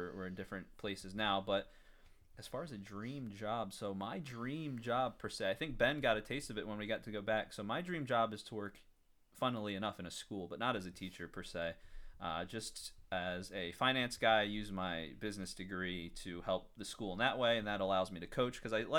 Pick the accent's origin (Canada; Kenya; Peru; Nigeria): Kenya; Nairobi; I grew up internationally. I grew up in Nairobi as a missionary kid.